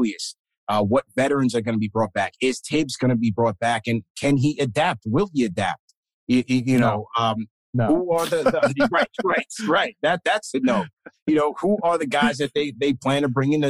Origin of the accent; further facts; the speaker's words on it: New York, United States; a New Yorker and a New York sports fan